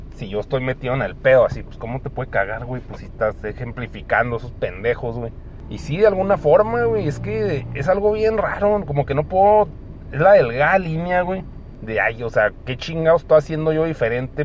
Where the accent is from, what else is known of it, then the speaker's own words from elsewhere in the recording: Chihuahua, Mexico; aquí nací y aquí voy a morir